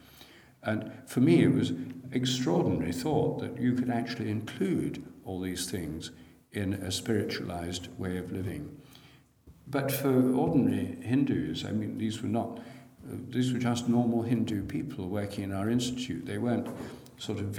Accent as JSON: {"language": "English", "town": "Newark", "region": "East Midlands", "country": "United Kingdom", "tie": "born or raised there", "moved": "yes", "lives_now": "London, United Kingdom", "said": "in my hometown, Newark in Nottinghamshire"}